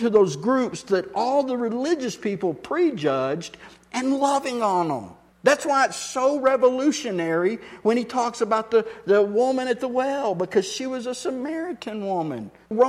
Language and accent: English; Texas, United States; I'm from Texas